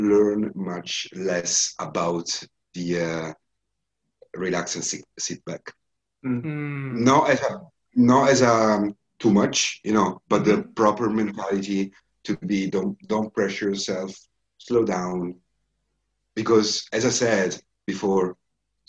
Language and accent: English; Italy; now in Dublin, Ireland; it's my hometown